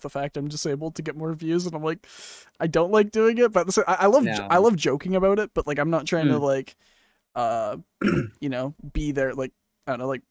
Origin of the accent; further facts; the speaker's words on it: Canada; I'm Canadian